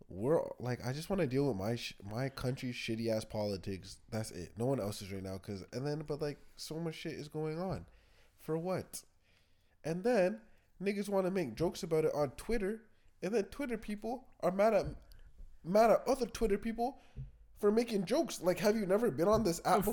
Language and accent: English; Canada; I'm Canadian